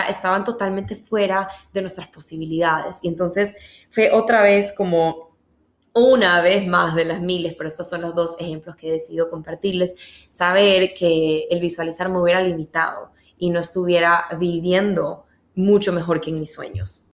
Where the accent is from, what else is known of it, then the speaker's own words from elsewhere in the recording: Ecuador; yo soy de Ecuador